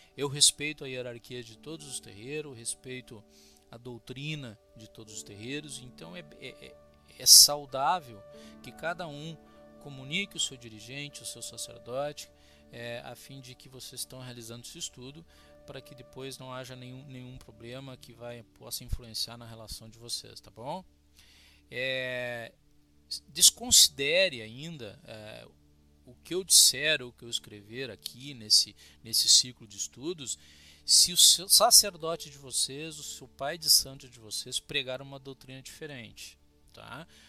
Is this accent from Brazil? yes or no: yes; Cruz Alta, Rio Grande do Sul, Brazil; Sou de Cruz Alta, sou gaúcho